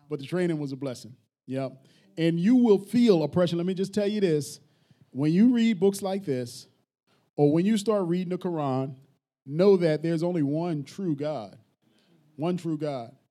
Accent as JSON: {"language": "English", "town": "Philadelphia", "region": "Pennsylvania", "country": "United States", "said": "I'm from North Philly."}